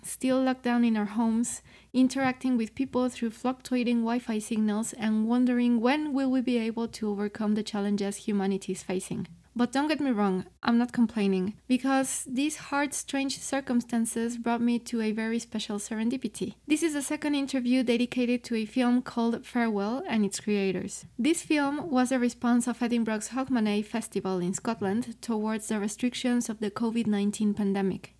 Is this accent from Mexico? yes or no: yes; Mexico; I'm from Mexico and I work in the classical music industry